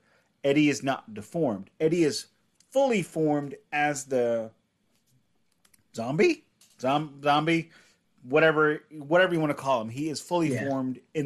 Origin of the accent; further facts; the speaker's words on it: Middle America, Midwest, United States; I'm from Middle America